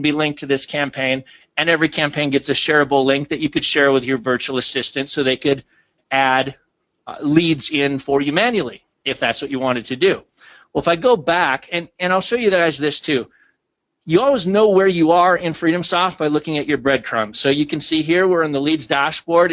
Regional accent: Minnesota, United States; I grew up in Minnesota

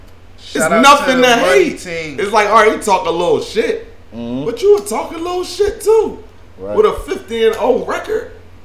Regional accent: Philadelphia, Pennsylvania, United States; But I fuck with all the Philly teams because I'm from Philly, and I know that's cliche.

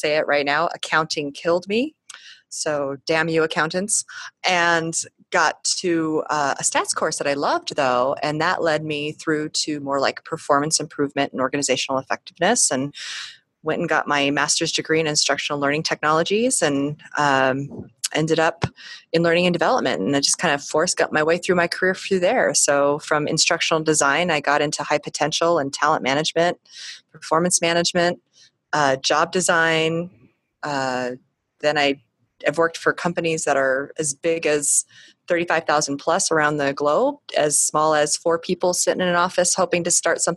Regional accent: Colorado, United States; I am from a clan of people who all grew up in the Chicago area, but I grew up in Colorado

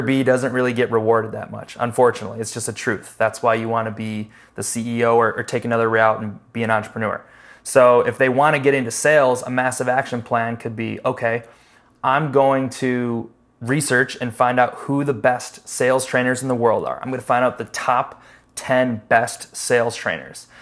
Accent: Chicago, Illinois, United States; moved away as an adult; now in Charlotte, United States; I'm from Chicago

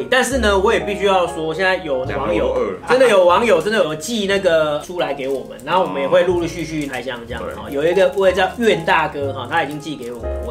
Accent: Taiwan; 就是我们台湾这边的历史课本怎么来形容文革这件事情

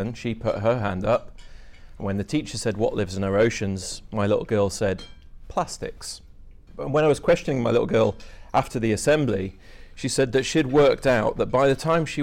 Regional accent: Dumfries and Galloway, near Lockerbie, Scotland, United Kingdom; I'm from Dumfries and Galloway, near to Lockerbie

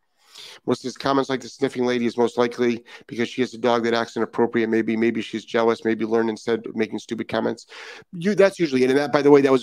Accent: Indiana, United States; Constance, hello, fellow Hoosier. I'm excited to see someone else from my home state in the group. Yeah, there's a ton of people from Indiana.

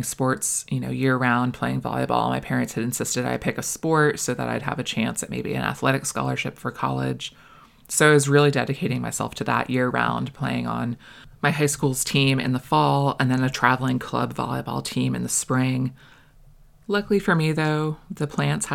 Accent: Florida, United States; also born or lived in Maine; I was born in Maine, and we moved to Florida when I was 6

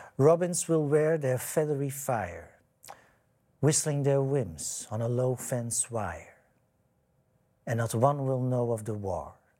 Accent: Edegem, Flanders, Belgium; moved away as an adult; now in Amsterdam, Netherlands; ik ben opgegroeid in de Victoriastraat in Edegem

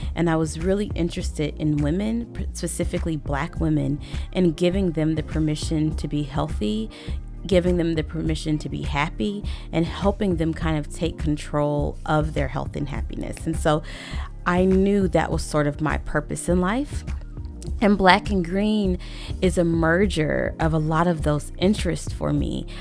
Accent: Little Rock, Arkansas, United States; I grew up in Little Rock, Arkansas

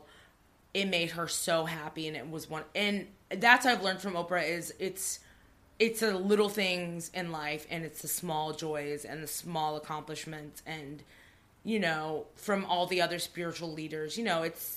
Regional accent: Torrance, California, United States; I grew up in Torrance

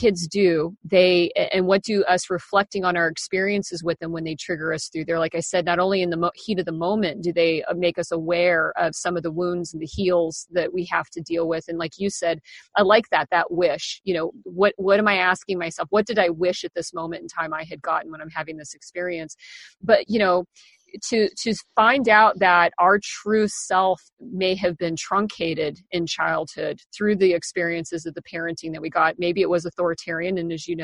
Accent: Kansas, United States; moved away as an adult; also born or lived in Seattle; when I turned 18, I moved from Kansas

